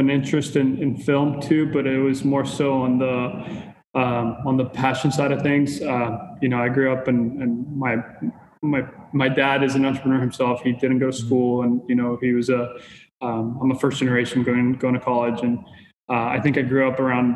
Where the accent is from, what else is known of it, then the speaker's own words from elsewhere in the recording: Costa Rica; first language Spanish; English is a second language; moved away as an adult; now in Los Angeles, United States; I'm originally from Costa Rica. I was born and raised over there, and I moved to California